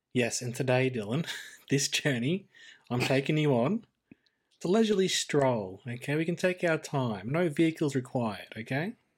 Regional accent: Australia

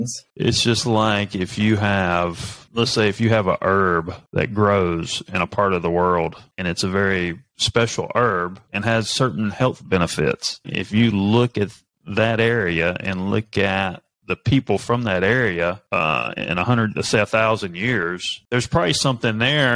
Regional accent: North Carolina, United States; born there; because I was born in North Carolina, and my dad was from New Jersey.

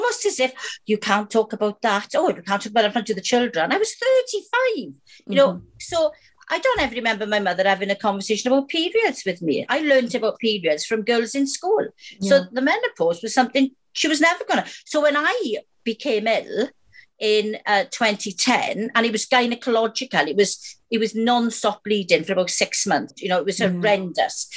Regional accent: Wales, United Kingdom; I'm Welsh

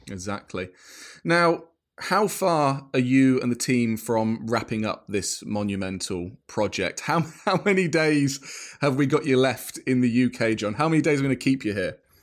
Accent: Cambridgeshire, East of England, United Kingdom; I'm from Cambridgeshire, and you had so many U S bases there during the Second World War. And I remember that as a kid

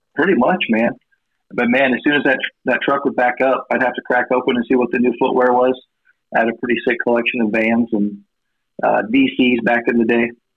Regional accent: Red Oak, Iowa, United States; also born or lived in Atlantic, Iowa / Elliott, Iowa / Cedar Falls, Iowa; I'm from Southwest Iowa. Um, I was born in Atlantic, actually, and then uh, grew up in Elliott. Yeah, rural Elliott area, and then moved to Red Oak.

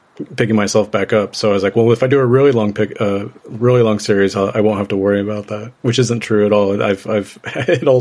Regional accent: Northwest Missouri, United States; also born or lived in Chicago; I grew up in Northwest Missouri

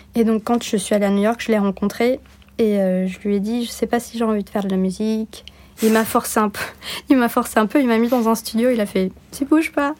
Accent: Bordeaux, Nouvelle-Aquitaine, France; also born or lived in Turkey / United States; Je suis née à Bordeaux

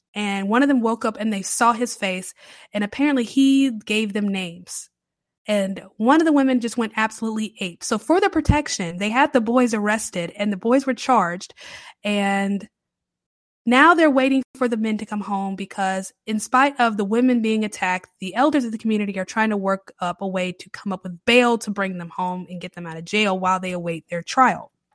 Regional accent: the Carolinas, United States; moved away as an adult; now in New Orleans, United States; I've been a Southern girl my entire life. I grew up in the Carolinas.

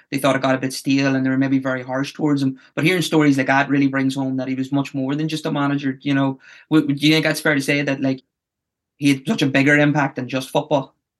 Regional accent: Tyrone, Northern Ireland, United Kingdom; I'm from Tyrone

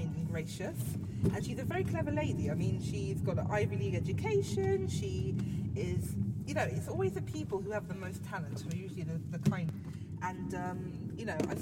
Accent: London, United Kingdom; I grew up very central London. I grew up near Marble Arch, which is like the centre of the known universe

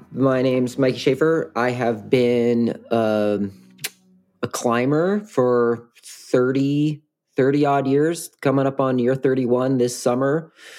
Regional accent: Washington, United States; I grew up in Washington

